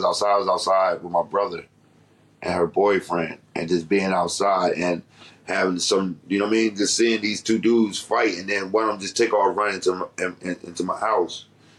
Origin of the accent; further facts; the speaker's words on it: Detroit, Michigan, United States; also born or lived in Washington, D.C. / Baltimore; but I grew up in, like I said, Detroit, D.C., in the Baltimore area.